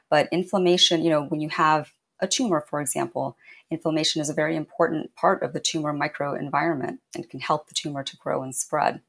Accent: Indiana, United States; growing up in Indiana

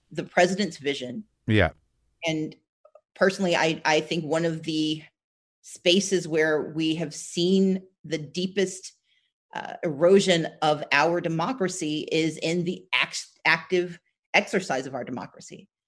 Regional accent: Southern United States, United States; I'm from the South, so I have hope, the best, and I work for it.

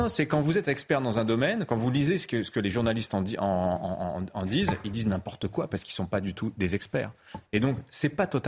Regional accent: Kentucky, United States; moi, je suis du Kentucky.

